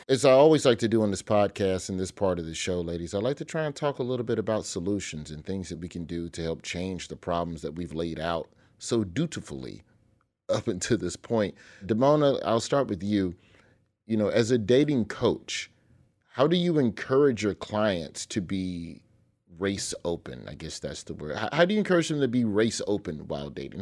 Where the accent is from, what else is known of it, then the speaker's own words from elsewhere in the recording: Birmingham, Alabama, United States; I grew up in Birmingham, Alabama